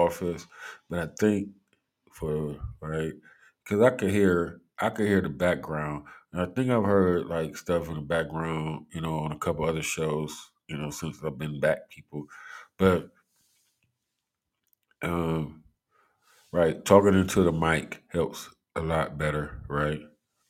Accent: Cleveland, Ohio, United States; I'm from Cleveland

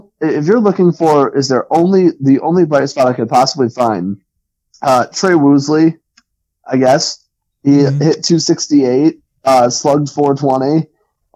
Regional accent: near Somerset, New Jersey, United States; I grew up in Central Jersey and like kind of near Somerset.

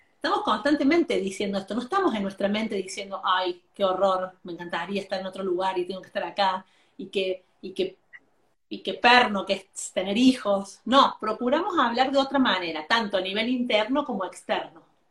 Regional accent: Argentina; yo soy argentina

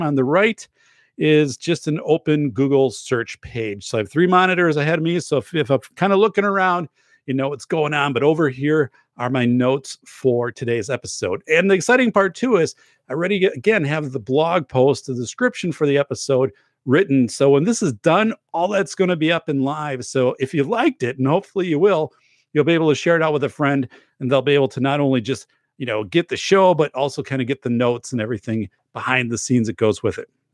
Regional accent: United States; in my hometown

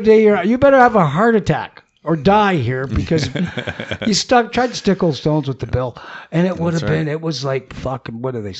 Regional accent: Paris, Ontario, Canada; Well, where are you from? And I go, Paris.

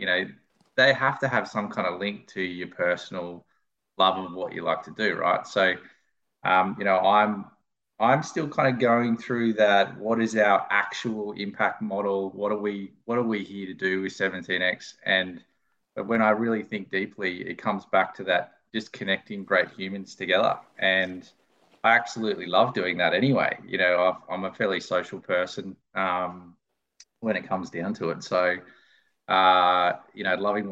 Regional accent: Lismore, New South Wales, Australia; I grew up in Lismore

